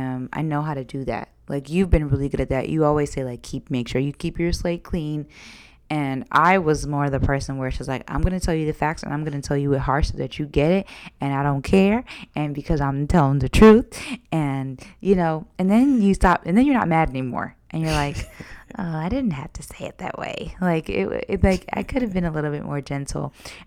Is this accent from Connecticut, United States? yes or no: no; Georgia, United States; Sometimes you were raised in New York and I was raised in Georgia.